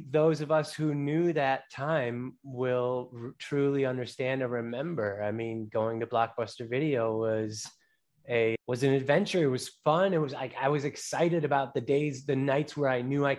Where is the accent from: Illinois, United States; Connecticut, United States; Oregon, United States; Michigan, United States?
Illinois, United States; Chicago; also born or lived in Los Angeles; born and raised in Chicago